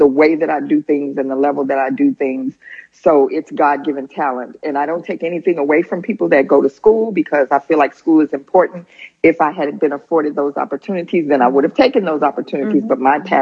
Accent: Houston, Texas, United States; now in New Jersey, United States; I'm originally from Houston, Texas

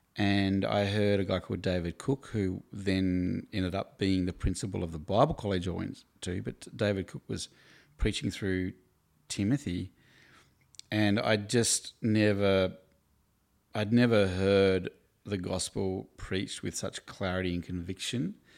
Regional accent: Hobart, Tasmania, Australia; also born or lived in Queenstown, Tasmania; now in Melbourne, Australia; I grew up in Hobart in Tasmania. I was born in Queenstown

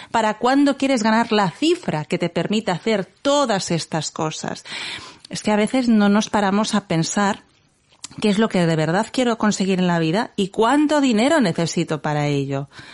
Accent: Barcelona, Catalonia, Spain; somos de Barcelona

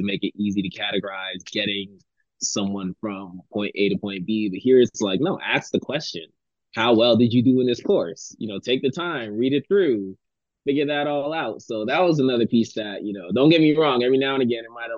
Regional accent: Miami, Florida, United States; moved away as an adult; now in Taiwan; I was from Miami, Florida, and mind you, 18 years there

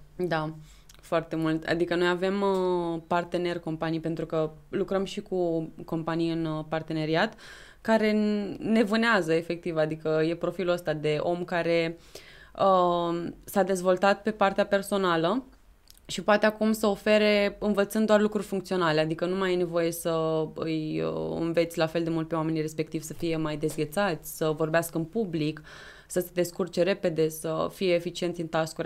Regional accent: Câmpulung, Argeș, Romania; moved away as an adult; now in Bucharest, Romania; sunt din Câmpul Lung Moșel și sunt președinte NISEC România

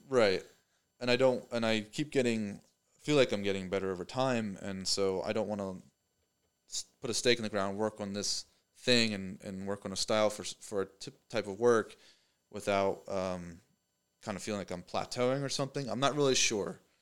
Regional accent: Pennsylvania, United States; moved away as an adult; now in Knoxville, United States; I'm from Pennsylvania

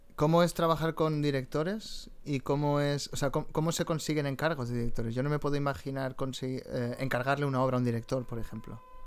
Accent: Valencia, Valencian Community, Spain; Yo que soy de Valencia

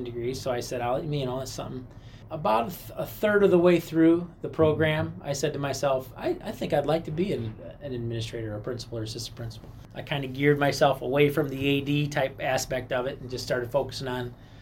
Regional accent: Rock Falls, Illinois, United States; now in Mendota, United States; I'm born and raised in Rock Falls

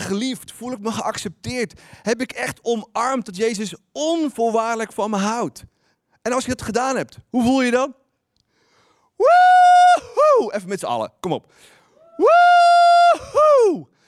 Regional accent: Netherlands; als Nederlanders

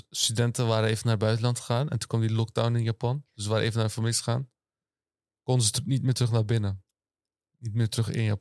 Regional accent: Netherlands; born or raised there

